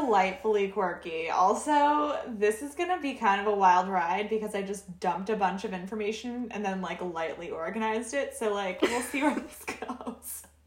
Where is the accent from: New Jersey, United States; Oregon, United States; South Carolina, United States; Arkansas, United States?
Oregon, United States; We're both from Oregon